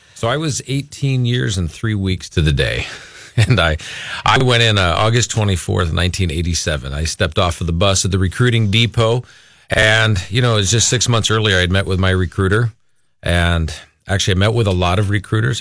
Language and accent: English; Los Angeles, California, United States; moved away as an adult; now in Minnesota, United States; we're originally from the Los Angeles area.